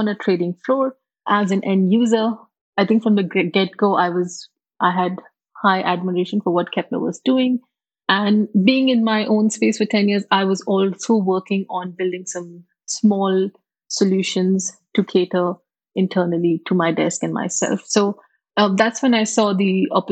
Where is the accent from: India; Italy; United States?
India; moved away as an adult; also born or lived in Singapore / UAE / South Africa / Germany; now in United Arab Emirates; I come originally from India, born and brought up there